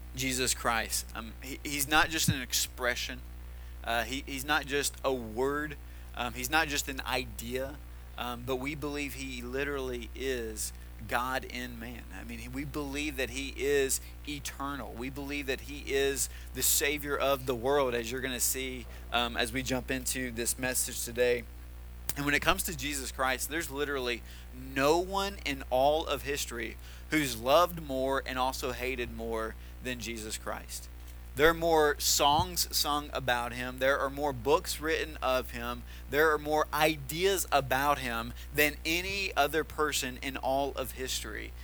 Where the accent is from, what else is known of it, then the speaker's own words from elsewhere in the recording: Tennessee, United States; moved away; the town that I grew up in in Tennessee